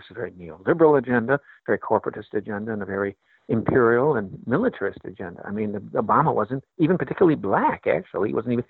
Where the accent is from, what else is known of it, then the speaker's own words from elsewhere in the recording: Chicago, Illinois, United States; And I'm from Chicago